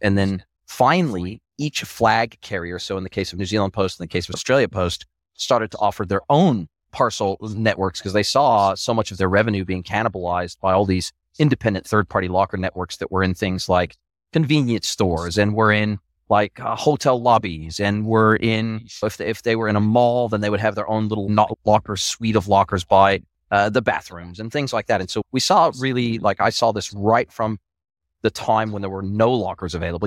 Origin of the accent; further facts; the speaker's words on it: Southern California, United States; moved away; I was raised in Southern California